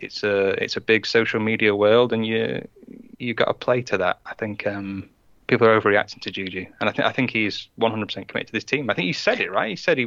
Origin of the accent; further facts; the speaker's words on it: United Kingdom; He was saying that we couldn't be real fans because we're British, right?